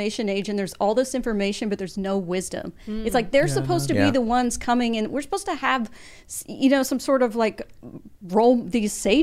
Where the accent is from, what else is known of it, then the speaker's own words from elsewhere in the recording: Wichita, Kansas, United States; my hometown of Wichita, Kansas